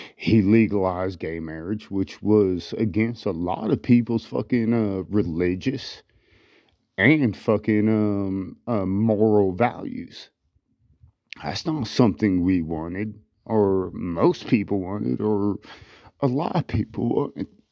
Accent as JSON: {"language": "English", "country": "United States", "said": "We are free American citizens"}